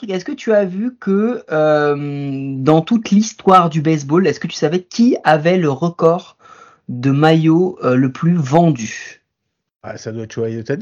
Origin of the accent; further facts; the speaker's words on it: Quebec, Canada; moi, je suis de Québec. Voilà